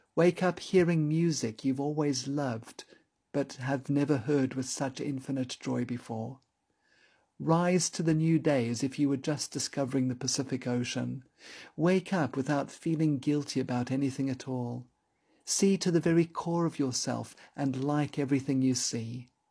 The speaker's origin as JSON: {"language": "English", "town": "Johannesburg", "region": "Gauteng", "country": "South Africa", "tie": "born or raised there", "said": "When I was growing up in Johannesburg as a child"}